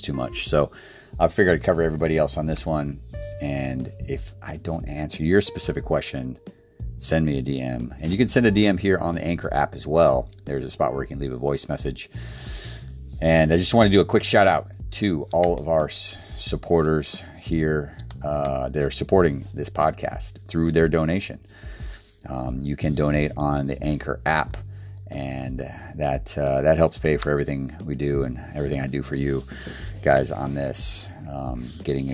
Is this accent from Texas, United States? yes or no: no; Fairbanks, Alaska, United States; moved away as an adult; also born or lived in Idaho; As cool as it sounds to live there, it was freezing cold in Fairbanks, Alaska.